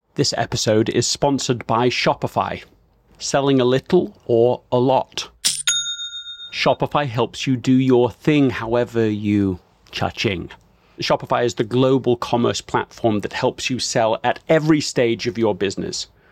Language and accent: English; England, United Kingdom; moved away as an adult; now in United States